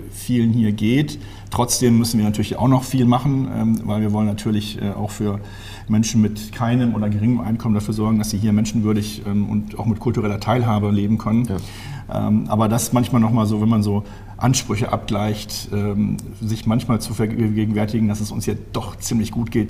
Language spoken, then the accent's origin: German; Münster, North Rhine-Westphalia, Germany; born there; now in Bergisch Gladbach, Germany; Und ich kam ja gebürtig aus Münster, wo wir, jetzt wieder auf Platz 1 ganz vorne.